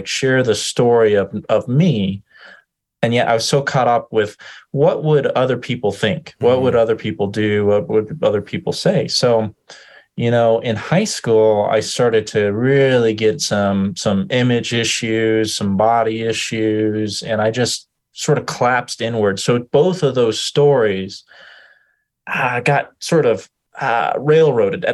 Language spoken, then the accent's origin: English; Denver, Colorado, United States; I grew up in Denver, Colorado, in a family system